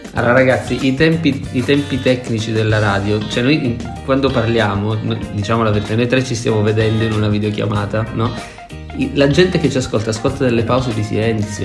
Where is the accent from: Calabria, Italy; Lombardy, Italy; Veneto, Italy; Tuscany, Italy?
Calabria, Italy; sul Mar Tirreno in Calabria, nel mio paesino